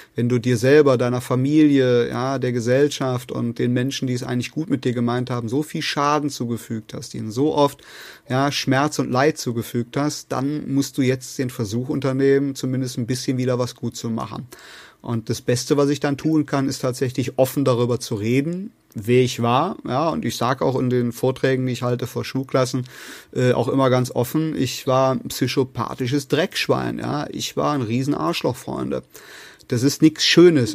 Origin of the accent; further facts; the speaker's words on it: North Rhine-Westphalia, Germany; bei uns in Nordrhein-Westfalen